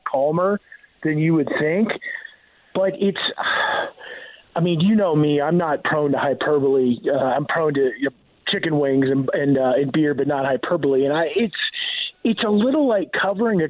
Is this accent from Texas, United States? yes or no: no; Iowa, United States; born or raised there; now in Denver, United States